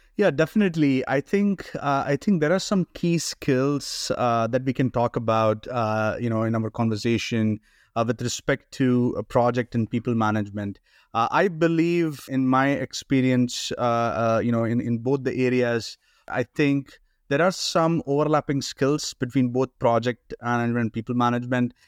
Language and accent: English; India; moved away as an adult; also born or lived in Canada; now in United States; I've been born and brought up in India